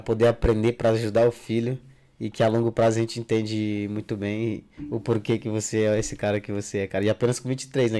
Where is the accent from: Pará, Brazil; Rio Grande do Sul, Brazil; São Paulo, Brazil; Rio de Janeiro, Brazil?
Pará, Brazil; Jacundá; now in Madrid, Spain; eu sou natural de Jacundá